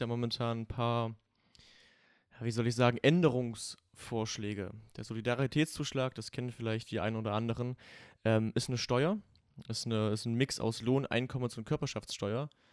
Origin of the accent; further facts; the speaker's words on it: Saxony, Germany; Also ich komme ja aus Sachsen.